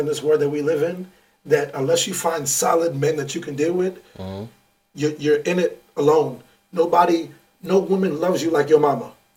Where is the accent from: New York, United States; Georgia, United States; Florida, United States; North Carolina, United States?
New York, United States; I'm from New York